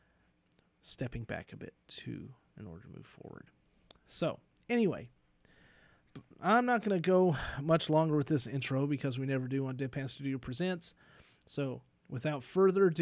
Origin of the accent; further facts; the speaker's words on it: Southern Kentucky, United States; I'm still from Southern Kentucky.